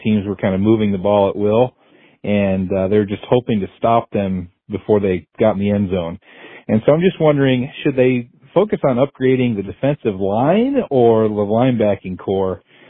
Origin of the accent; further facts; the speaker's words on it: upstate New York, United States; now in Punta Gorda, United States; I'm calling from Punta Gorda, Florida. We're upstate New York natives, but have transplanted down here.